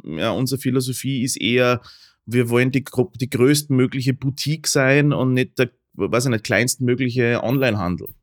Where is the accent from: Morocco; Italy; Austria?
Austria; Upper Austria; now in Vienna, Austria; ich komme aus Oberösterreich mhm. grundsätzlich und äh, schon immer